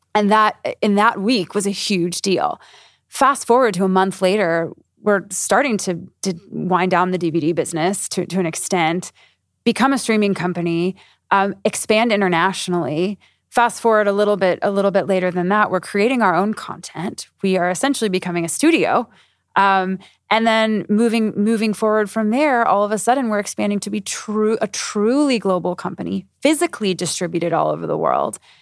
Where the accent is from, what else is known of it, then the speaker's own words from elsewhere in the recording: United States; moved away as an adult; now in Europe; I'm saying this as an American